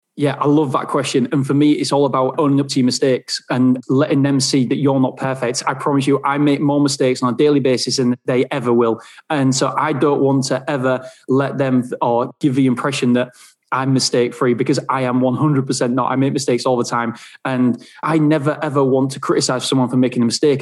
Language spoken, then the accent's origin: English; England, United Kingdom; I'm from England